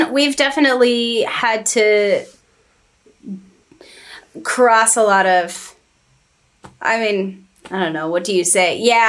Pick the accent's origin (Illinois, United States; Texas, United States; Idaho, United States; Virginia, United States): Virginia, United States; Staunton; now in Boston, United States; I moved from Stanton, Virginia. I grew up with in a musical household.